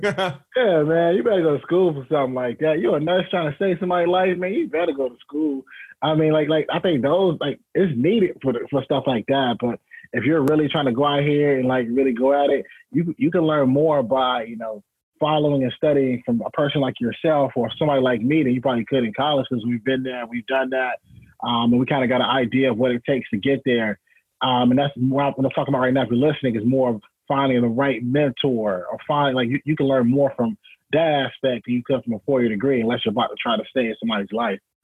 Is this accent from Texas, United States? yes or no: no; Rocky Mount, North Carolina, United States; my hometown. So at 14, man, I went back home to Rocky Mount, North Carolina